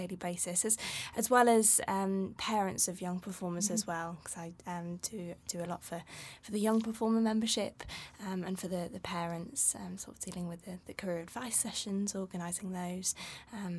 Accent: Derbyshire, East Midlands, United Kingdom; moved away as an adult; now in London, United Kingdom; originally I'm from the Midlands, so a little small town in Derbyshire, just outside of Nottingham actually

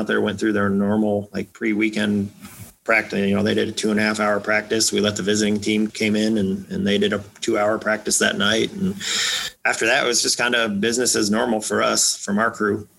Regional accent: Iowa, United States; moved away as an adult; also born or lived in Blacksburg, Virginia; now in Texas, United States; I was born and raised in Iowa, grew up a farm boy

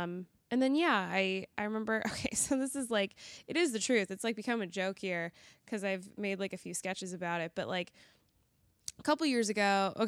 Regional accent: Colorado, United States; now in Chicago, United States; I'm from Colorado.

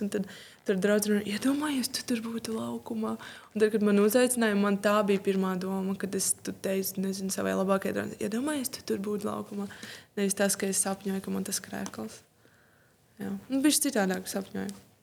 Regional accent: Riga, Latvia; Piedzimu un izaugu Rīgā

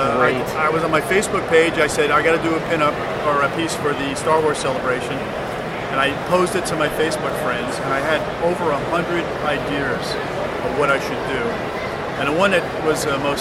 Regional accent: Long Island, New York, United States; moved away as an adult; also born or lived in Flushing, Queens / Brooklyn / Staten Island / New Jersey; now in Orange County, New York, United States; moved out to Long Island when I was 8 years old. And I stayed out in Long Island until I was about 22.

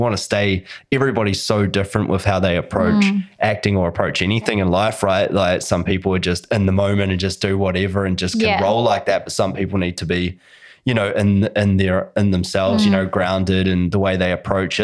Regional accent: New Zealand; As a Russian, and I'm a Kiwi.

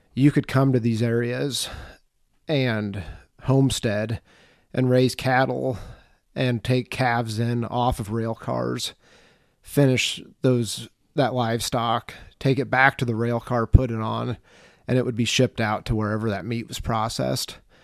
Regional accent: Mercer County, Western Illinois, United States; I grew up in Western Illinois. It's a county called Mercer County.

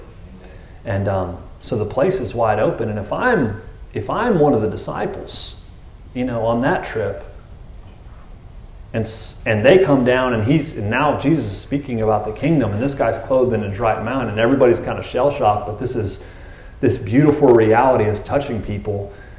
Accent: Texas, United States; I'm a Texan

